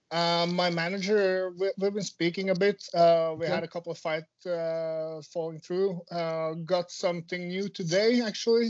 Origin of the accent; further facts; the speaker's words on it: Norway; also born or lived in Finland; growing up in Norway is uh, it's quite easy compared to the rest of the world